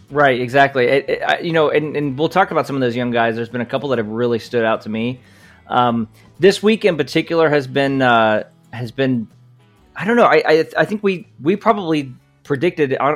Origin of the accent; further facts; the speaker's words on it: Philadelphia, Pennsylvania, United States; I'm a Philadelphia Flyer. I grew up in Philadelphia